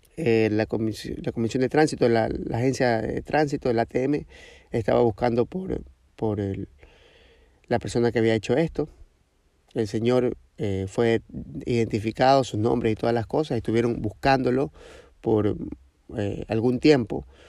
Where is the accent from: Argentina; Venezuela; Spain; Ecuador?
Ecuador; de Ecuador